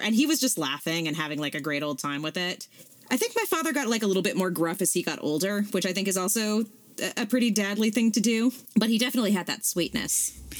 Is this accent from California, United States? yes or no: yes; Southern California, United States; I grew up in Southern California.